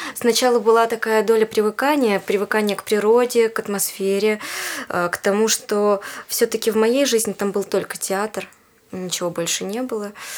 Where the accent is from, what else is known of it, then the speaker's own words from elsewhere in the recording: Yekaterinburg, Sverdlovsk Oblast, Russia; also born or lived in Khanty-Mansiysk; now in Moscow, Russia; Я сама из Екатеринбурга